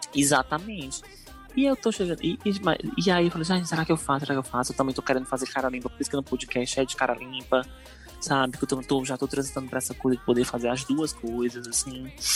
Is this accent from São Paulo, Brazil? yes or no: no; Ceará, Brazil